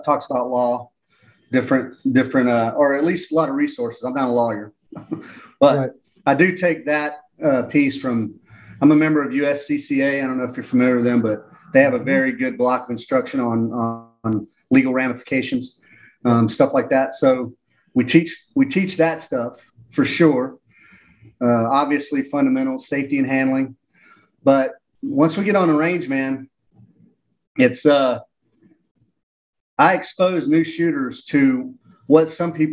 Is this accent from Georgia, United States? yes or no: yes; Atlanta, Georgia, United States; I'm from Atlanta